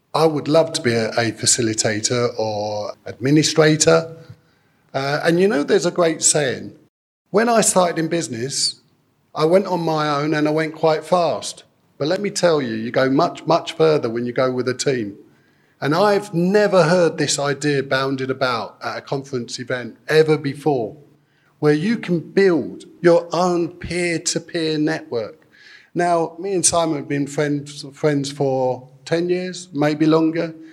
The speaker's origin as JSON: {"language": "English", "country": "United Kingdom", "said": "we're British, and it's great to be British"}